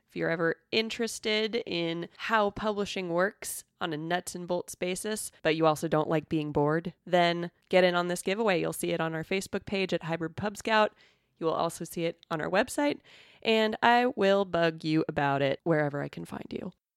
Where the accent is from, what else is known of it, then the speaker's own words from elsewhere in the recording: California, United States; I'm from California